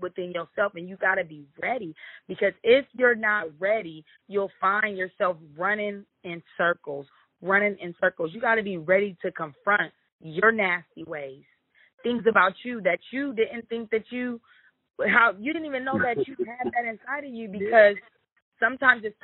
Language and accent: English; Omaha, Nebraska, United States; I was born in Omaha, Nebraska